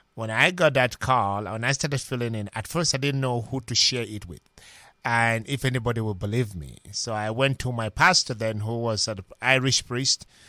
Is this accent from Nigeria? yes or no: yes; Minna, Niger State, Nigeria; moved away as an adult; now in United States; originally I'm from Nigeria, and, ah, my journey to the British Strait began from a little parish called Saint Joseph Parish in Minna, spelled M I N N A, in Niger State, Nigeria